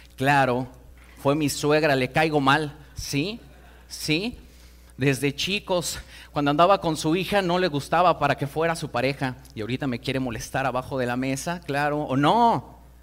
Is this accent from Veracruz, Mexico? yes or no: no; Mexico City, Mexico; vengo de Iztapalapa